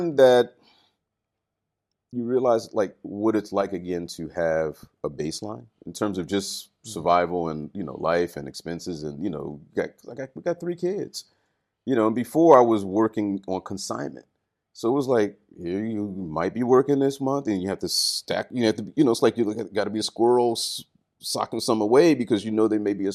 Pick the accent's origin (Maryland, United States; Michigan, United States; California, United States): Maryland, United States; Baltimore; moved away as an adult; now in Japan; Baltimore, which is my hometown